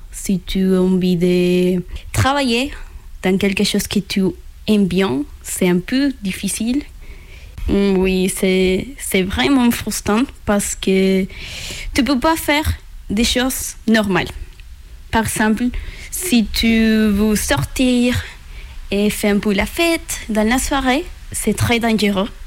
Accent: Venezuela; French is a second language; moved away as an adult; also born or lived in Colombia; now in France; je viens du Venezuela et j'ai 24 ans.

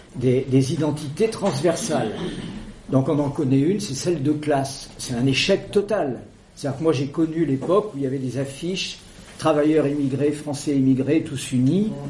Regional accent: Creuse, Massif Central, Nouvelle-Aquitaine, France; la Creuse, dont je suis originaire

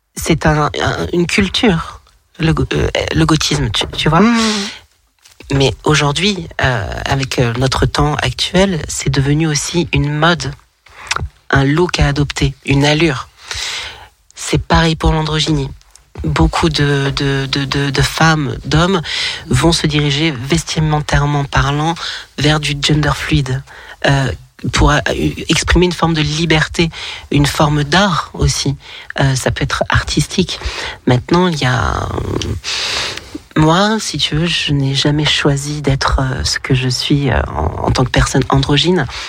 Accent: Lyon, Auvergne-Rhône-Alpes, France; now in Toulon, France; je suis originaire de Lyon, mais je vis dans le sud de la France, à Toulon.

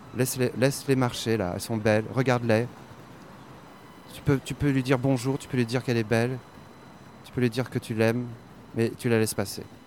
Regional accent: Brussels, Brussels-Capital Region, Belgium; je suis de Bruxelles

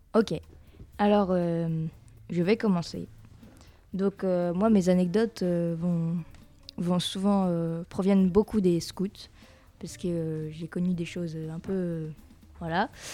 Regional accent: France; on est français

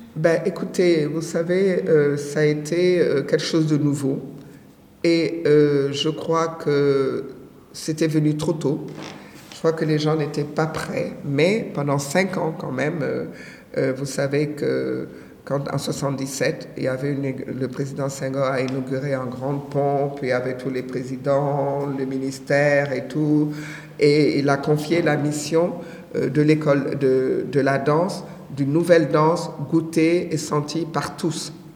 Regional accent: Senegal; also born or lived in Benin; je suis née au Bénin, j'ai grandi au Sénégal

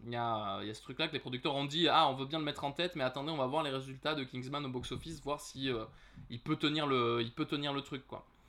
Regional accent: France; chez nous

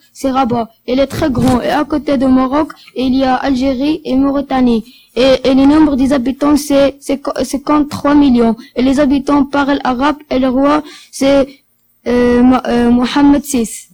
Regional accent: Armenia; French is a second language; now in France; Je viens d'Arménie.

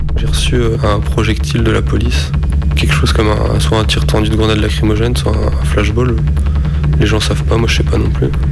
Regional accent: Lille, Hauts-de-France, France; Je viens de Lille, j'ai 25 ans.

